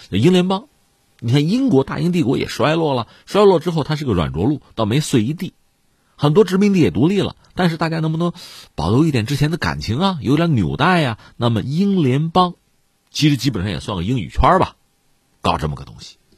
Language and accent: Chinese; China; 我们作为中国学生